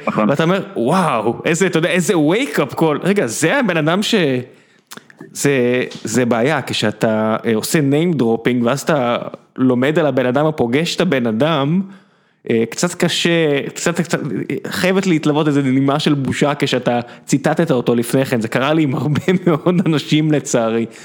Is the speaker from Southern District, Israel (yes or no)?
yes; Beersheba, Southern District, Israel; וכשאתה גדל בבאר שבע, ו- ורוב האנשים מזרחיים סביבך